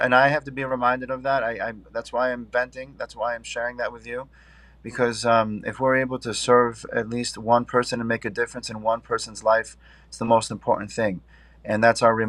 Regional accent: Syracuse, New York, United States; I grew up upstate New York in Syracuse.

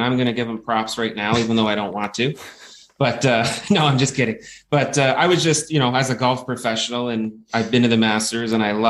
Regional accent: Canada

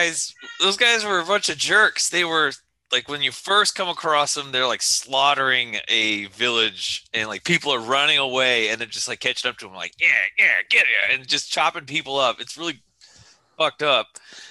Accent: United States

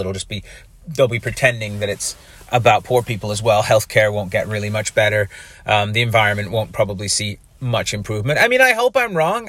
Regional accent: Canada; I'm a Canadian and, uh, that I'm doing this podcast in Canada

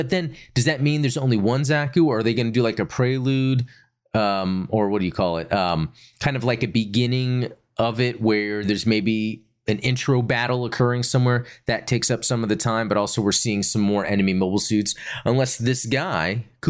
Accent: Broome, Western Australia, Australia; most well known on the northwest coast in my hometown of Broome

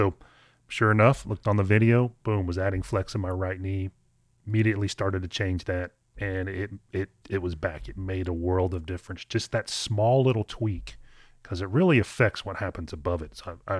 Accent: Kentucky, United States; you're from Maine, I'm from Kentucky, but I think we had very similar lessons growing up.

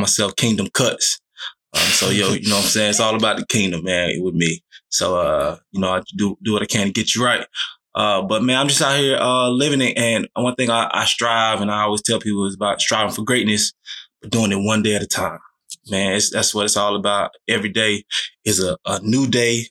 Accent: Texas, United States; moved away as an adult; also born or lived in Virginia; now in Georgia, United States; I'm from Texas

